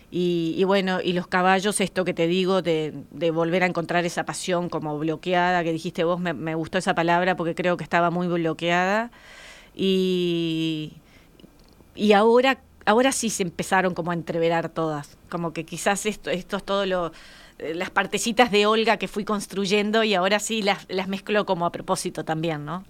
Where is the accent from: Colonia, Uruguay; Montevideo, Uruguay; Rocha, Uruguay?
Colonia, Uruguay; somos de Colonia nosotros, y mi padre tenía un campito en Colonia y yo iba con él bastante